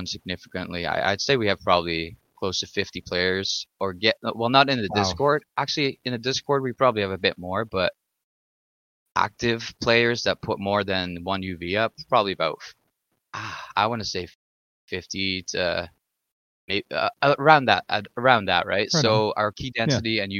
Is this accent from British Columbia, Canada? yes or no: no; Ottawa, Ontario, Canada; I'm from Ottawa, Ottawa, Ontario, Ottawa